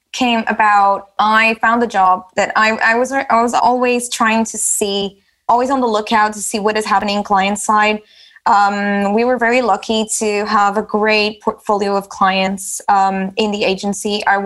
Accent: Lisbon, Portugal; English is a second language; moved away as an adult; also born or lived in Manchester, United Kingdom; now in London, United Kingdom; And in my case, I moved from Lisbon to the UK and I spent a couple of years in Manchester studying and working. And then managed to get a job in London, moved to London.

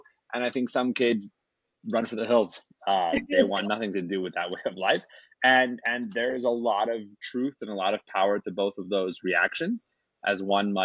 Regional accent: Salt Lake City, Utah, United States; I was raised here in Salt Lake City

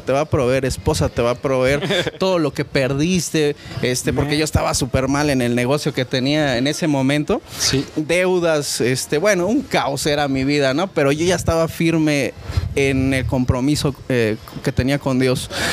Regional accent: Oaxaca, Mexico; now in Querétaro, Mexico; yo soy de Oaxaca también

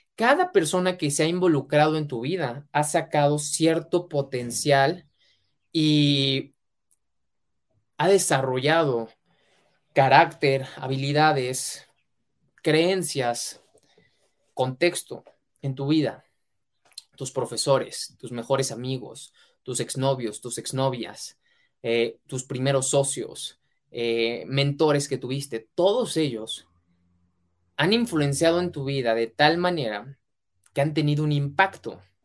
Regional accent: Mexico; mexicano, emprendedor y empresario

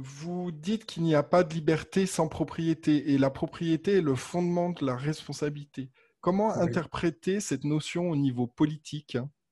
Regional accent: Haute-Savoie, Auvergne-Rhône-Alpes, France; je suis né en Haute-Savoie

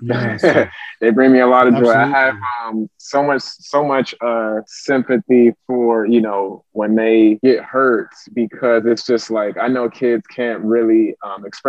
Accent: Clinton, Maryland, United States; also born or lived in Frankfurt, Germany; I grew up in Prince George's County, Clinton, Maryland

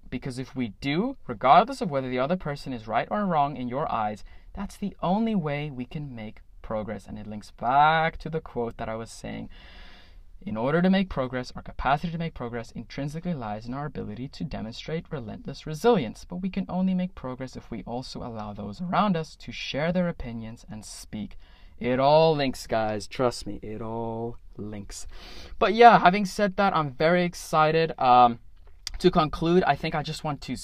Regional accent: South Africa; I am a South African

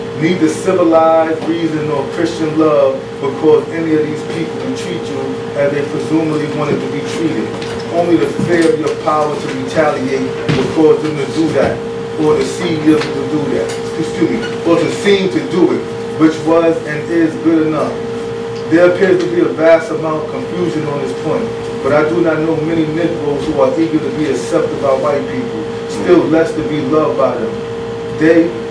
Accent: New York City, New York, United States; I'm from Brooklyn

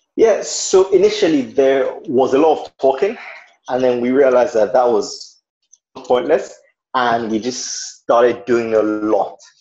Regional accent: Nigeria; I am a Nigerian

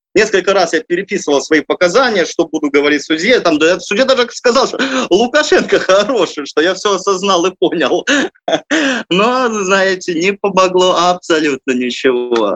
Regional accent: Belarus; moved away as an adult; Я там родился, вырос, получил образование

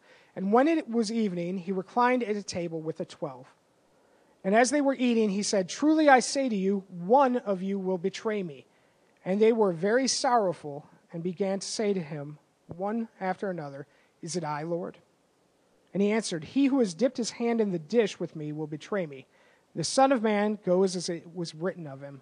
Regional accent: East Lansing, Michigan, United States; I grew up in East Lansing, and I lived at one time about a quarter of a mile from Spartan Stadium.

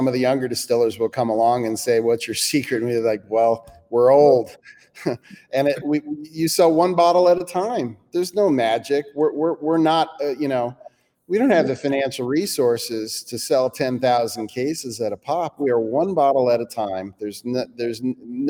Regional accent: United States; as an American

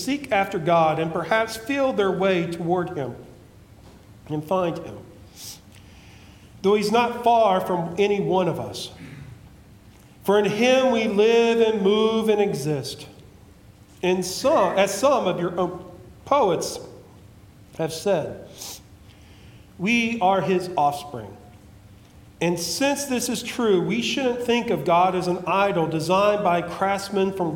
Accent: West Virginia, United States; also born or lived in Kentucky; I'm here back in West Virginia

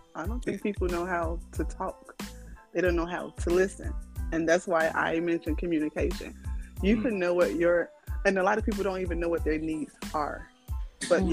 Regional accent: Chicago, Illinois, United States; now in Houston, United States; I am originally Chicago, all Chicago West Side

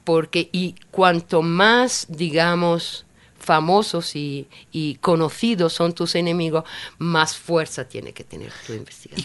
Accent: Italy; now in Ecuador; yo soy italiana

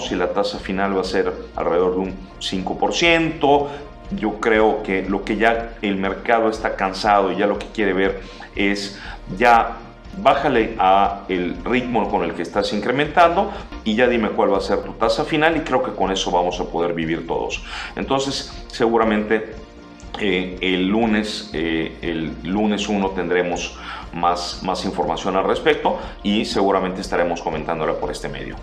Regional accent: Mexico

